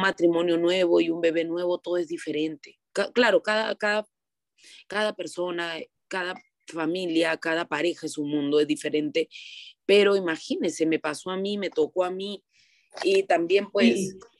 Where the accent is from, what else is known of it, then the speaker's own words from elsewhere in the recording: Peru; soy de Perú